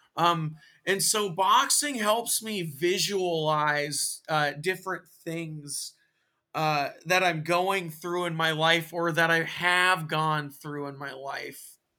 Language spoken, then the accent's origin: English; Tacoma, Washington, United States; also born or lived in Bishop, California; we eventually moved to Tacoma